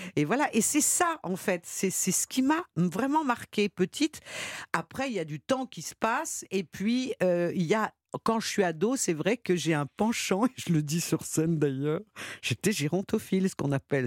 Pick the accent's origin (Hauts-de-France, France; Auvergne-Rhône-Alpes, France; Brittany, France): Auvergne-Rhône-Alpes, France; Lyon; quand on est enfant, quand on est lyonnais